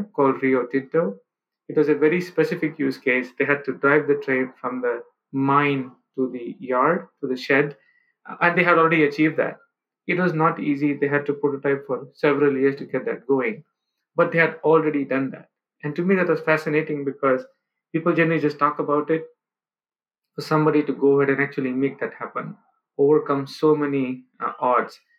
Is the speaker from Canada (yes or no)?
no; India; moved away; growing up in India, coming from a, you know, middle-class background